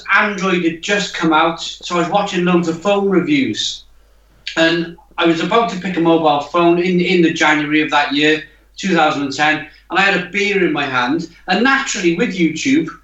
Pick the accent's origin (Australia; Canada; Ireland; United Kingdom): United Kingdom; Wales; being a Welshman, played a lot of rugby as a youngster